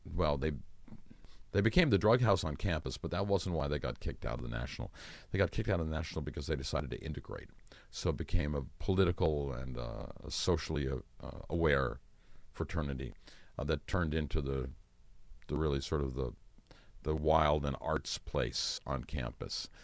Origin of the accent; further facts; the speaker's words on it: Ann Arbor, Michigan, United States; also born or lived in Princeton / California; I grew up in Ann Arbor, uh, throughout high school, spending summers with my dad in California.